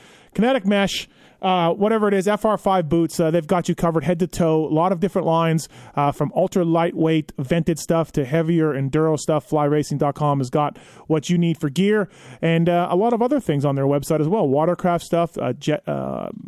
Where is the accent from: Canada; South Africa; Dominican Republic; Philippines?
Canada; now in United States; my home country of Canada